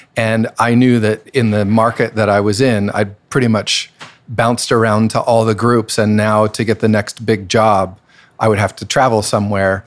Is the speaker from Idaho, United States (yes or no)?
yes; Boise, Idaho, United States; moved away; I'm from Boise, Idaho